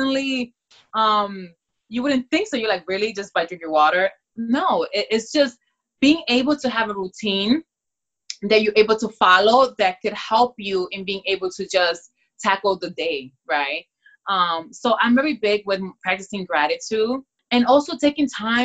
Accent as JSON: {"language": "English", "country": "Dominican Republic", "said": "I am from the Dominican Republic, so at a very young age too, you know, we dance bachata, merengue, salsa."}